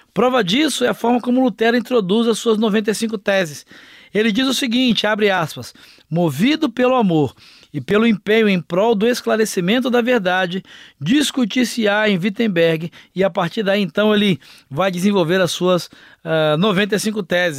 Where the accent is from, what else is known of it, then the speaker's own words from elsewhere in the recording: Brazil; como brasileiros, como latino-americanos